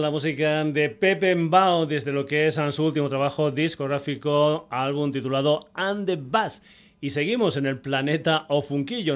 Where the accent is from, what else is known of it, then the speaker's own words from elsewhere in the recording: Mérida, Extremadura, Spain; en mi tierra, concretamente en Mérida